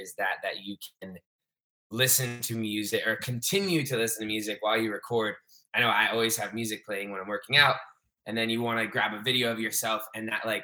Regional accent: South Florida, United States; also born or lived in Providence, Rhode Island / Clemson, South Carolina; now in Miami, United States; We moved down to South Florida when I was 2, and I've pretty much lived here ever since.

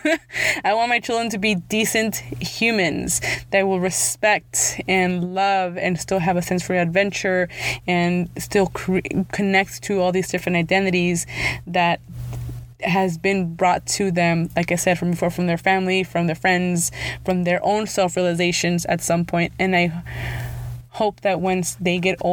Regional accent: Los Angeles, California, United States; first language Spanish; English is a second language; also born or lived in the Valley; I was born in Los Angeles, even though now I live in the Valley

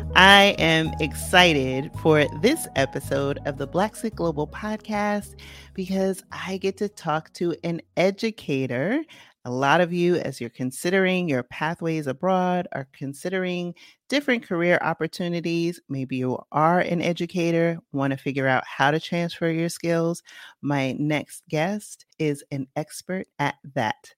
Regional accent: New York City, New York, United States; moved away; I, uh, grew up in the Bronx, and then I went to upstate New York

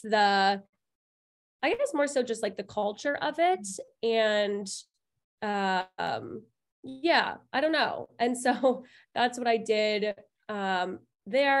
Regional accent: Toronto, Ontario, Canada; I was born and raised in Toronto, and I went to Concordia

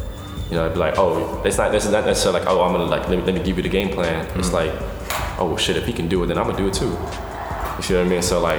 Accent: Texas, United States; I'm from Texas

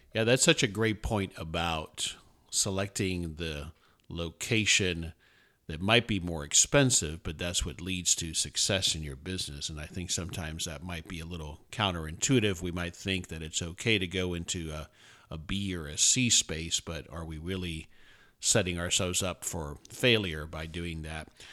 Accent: South Florida, United States; I'm from South Florida originally

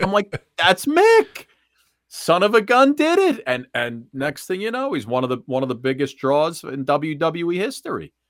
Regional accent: suburbs of New York, United States; always in the suburbs of New York, and, uh, the beautiful thing is I never, uh, I never had to leave town to start my broadcasting career.

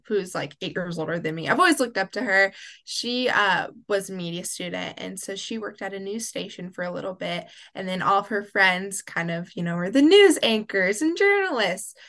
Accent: Oklahoma City, Oklahoma, United States; now in Waxahachie, United States; I am originally from Oklahoma City, but now I live and reside in Waxahachie, Texas

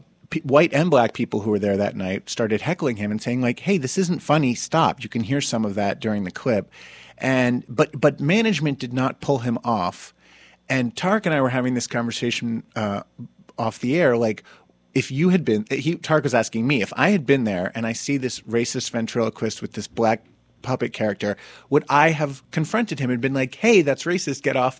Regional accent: Summit, New Jersey, United States; moved away; my hometown

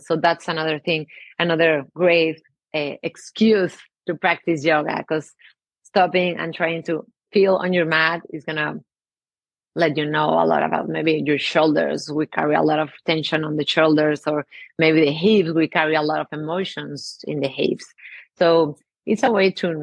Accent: Mexico; English is a second language; I have an accent. I'm from Mexico

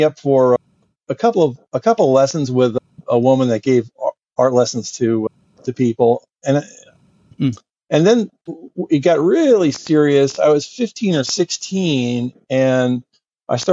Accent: New Jersey, United States; I grew up in New Jersey

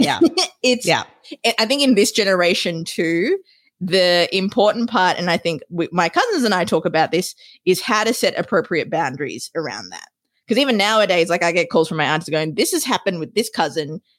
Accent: Australia; moved away as an adult; also born or lived in Sri Lanka; now in United States; raised and educated in Australia

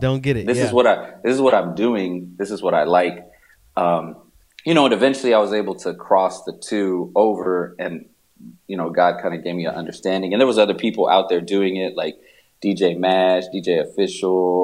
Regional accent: Texas, United States; born or raised there

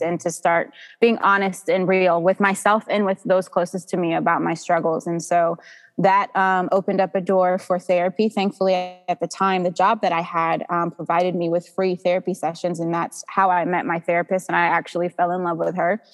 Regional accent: Georgia, United States; also born or lived in New Jersey; I am 32 years old. I was born in New Jersey, but I have been here in Georgia almost 30 years. So this is wow. this is home for me

